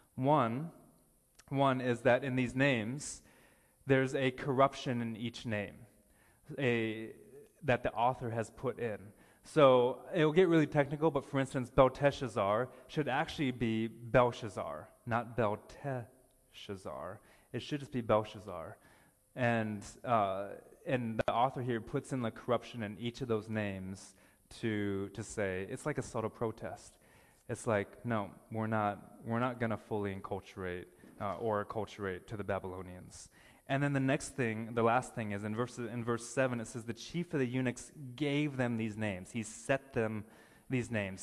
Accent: United States; now in Ontario, Canada; I'm American

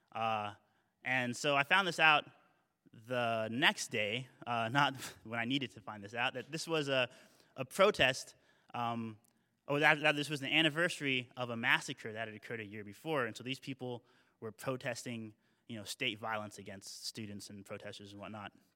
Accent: United States; I'm, I'm Ameriki, I'm American

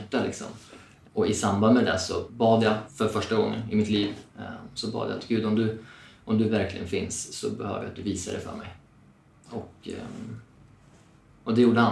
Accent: Eskilstuna, Södermanland, Sweden; moved away as an adult; now in Stockholm, Sweden; Jag är född och uppvuxen i Eskilstuna

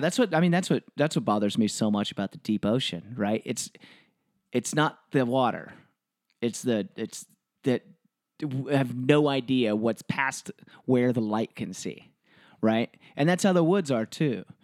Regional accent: Texas, United States; moved away as an adult; also born or lived in Washington; I grew up in Texas

